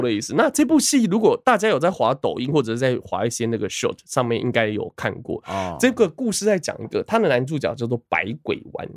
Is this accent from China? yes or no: no; Taiwan; 身为一个台湾人